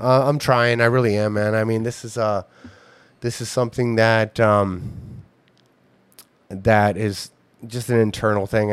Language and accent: English; Ohio, United States; my hometown